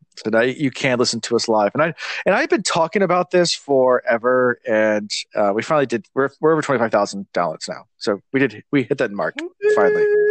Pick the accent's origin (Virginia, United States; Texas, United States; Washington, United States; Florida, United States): Virginia, United States; being from Virginia